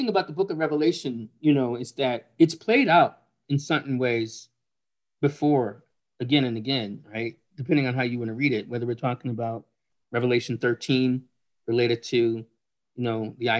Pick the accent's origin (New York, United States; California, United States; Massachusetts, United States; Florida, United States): New York, United States; Buffalo; I'm from Buffalo, right?